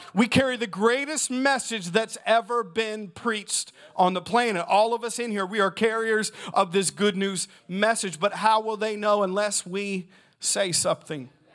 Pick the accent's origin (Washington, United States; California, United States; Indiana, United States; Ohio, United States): Indiana, United States; Southern; I'm from Southern Indiana